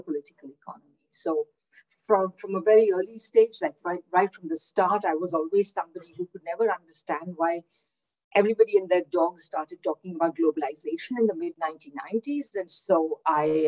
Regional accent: India; moved away as an adult; also born or lived in Kingston, Ontario, Canada / Victoria, Canada; now in Manitoba, Canada; I'm originally from India, where I did my undergraduate degree

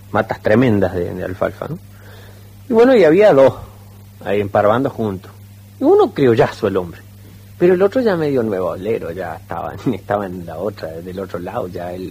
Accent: Cosquín, Córdoba, Argentina; Yo soy de Cosquín.

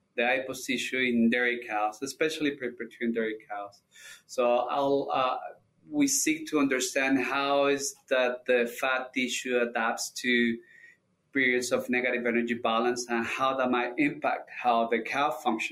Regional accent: Colombia; moved away as an adult; now in Michigan, United States; I'm originally from Colombia. I received my DVM down there at the Universidad Nacional de Colombia.

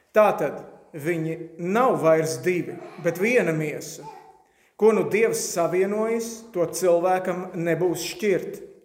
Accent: Latvia

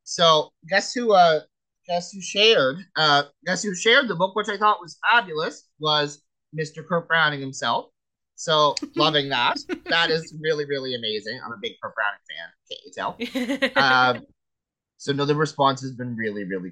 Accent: Nova Scotia, Canada; accent: Nova Scotia; I've got my Nova Scotia accent

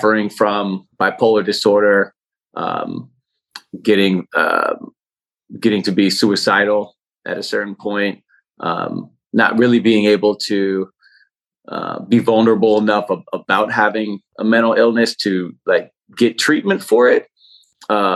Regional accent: Oakland, California, United States; also born or lived in San Francisco, California; now in Berkeley, United States; I'm from Oakland, California. I live in Berkeley, California now

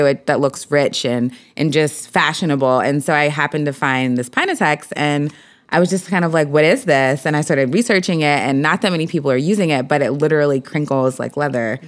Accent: Philadelphia, Pennsylvania, United States; I grew up in Philly.

